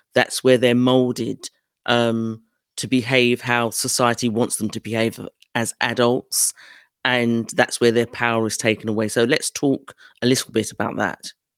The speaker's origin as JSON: {"language": "English", "country": "United Kingdom", "accent": "British", "said": "my British accent"}